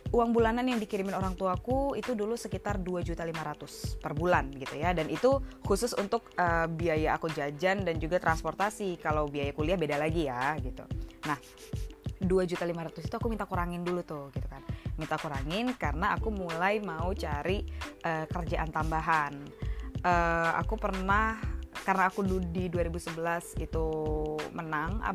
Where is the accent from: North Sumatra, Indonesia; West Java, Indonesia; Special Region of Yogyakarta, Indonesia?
North Sumatra, Indonesia; Medan; now in Jakarta, Indonesia; Jadi sebagai anak rantau, seperti yang kalian tahu, aku dari Medan, uh, Sumatera Utara, dan sekarang aku di Jakarta bekerja dan juga sebelumnya kuliah di sini juga.